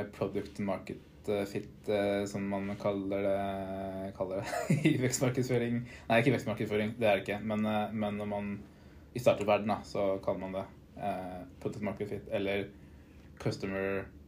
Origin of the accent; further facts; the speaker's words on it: Eidsvoll, Akershus, Norway; now in Oslo, Norway; bor i Oslo, er fra Eidsvoll.